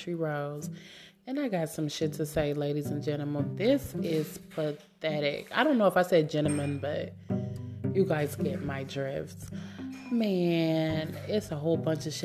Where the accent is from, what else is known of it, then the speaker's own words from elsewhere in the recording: Columbus, Indiana, United States; moved away as an adult; now in Illinois, United States; I'm from Columbus, Indiana